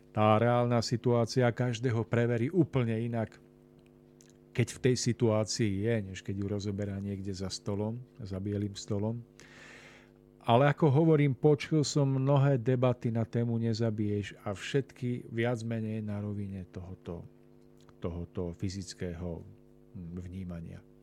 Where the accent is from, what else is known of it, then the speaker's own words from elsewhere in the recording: Orava, Žilina Region, Slovakia; hlavne na Orave, odkiaľ pochádzam ja